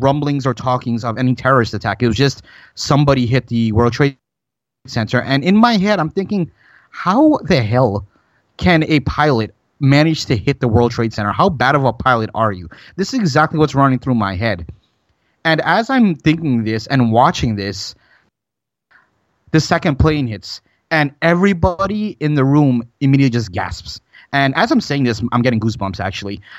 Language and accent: English; New York, United States; now in Florida, United States; born and raised in New York, moved to Florida in 1999